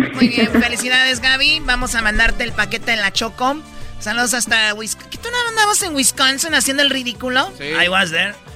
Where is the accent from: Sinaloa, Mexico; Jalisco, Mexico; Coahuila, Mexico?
Jalisco, Mexico; Tepatitlán; soy de Tepatitlán